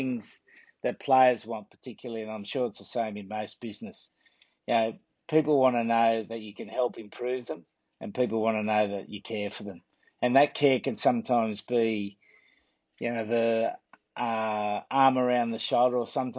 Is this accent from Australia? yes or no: yes; Sydney, New South Wales, Australia; moved away as an adult; now in England; when I was a kid growing up in La Perouse, which was named after the French explorer, it was in a very working class area